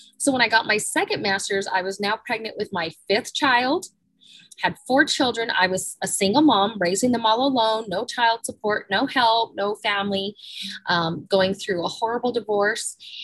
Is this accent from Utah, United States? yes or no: yes; Salt Lake City, Utah, United States; I grew up in Salt Lake City, downtown Salt Lake.